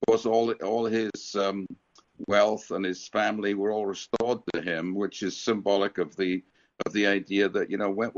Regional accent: United Kingdom; also born or lived in America; now in United States; I came from Great Britain and we're a little more reticent about public displays of affection.

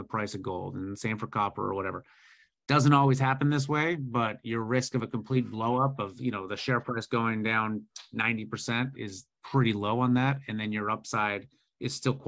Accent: Canada; as a Canadian

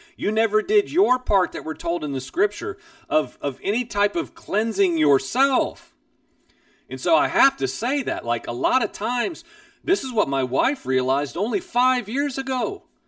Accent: Midwest, United States; I grew up in the Midwest

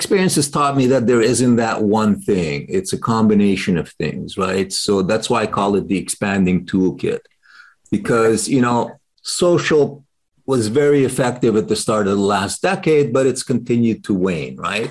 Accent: Canada; I'm Canadian

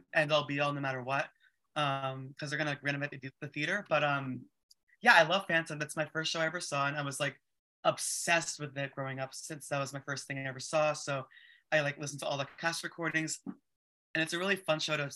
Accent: Dobbs Ferry, New York, United States; also born or lived in Inwood, New York City; now in New York City, United States; I say I'm from Westchester. That's like the easiest way to put it, because that's where I mostly grew up. I grew up in Dobbs Ferry

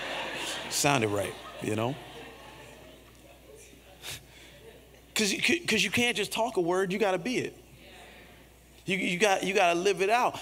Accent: Miami Gardens, Florida, United States; I'm from Carroll City

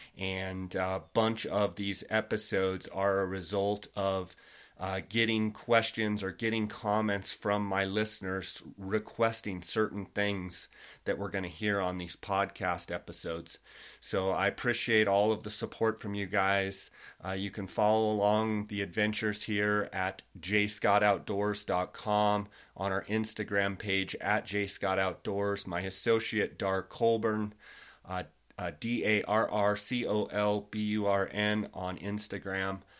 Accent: Arizona, United States; I'm from Arizona.

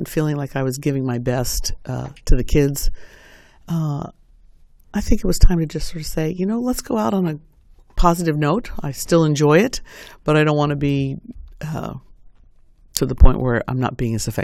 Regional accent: New York, United States; moved away as an adult; also born or lived in Indianapolis, Indiana; now in Bloomington, United States; I came from the East Coast, New York

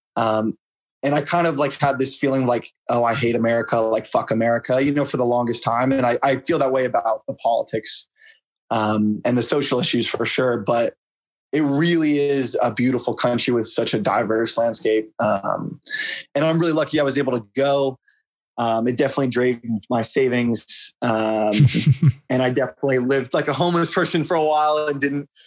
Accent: Bay Area, California, United States; moved away as an adult; now in New York, United States; I come from the Bay Area in California, which is definitely a bubble

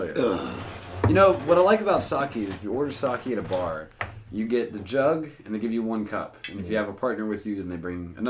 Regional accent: Georgia, United States; I'm from Georgia.

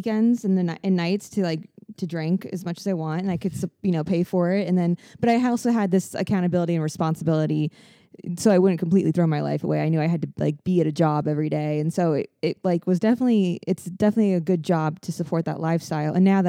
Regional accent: Fort Lauderdale, Florida, United States; I'm from Fort Lauderdale.

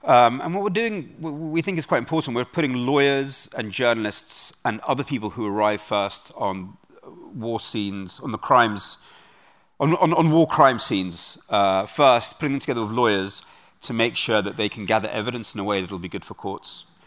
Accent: London, United Kingdom; also born or lived in Kyiv, Ukraine / Munich, Germany; I'm a Londoner. I grew up in Britain. I was nine months old when my parents left. Um, and I grew up in a part of London

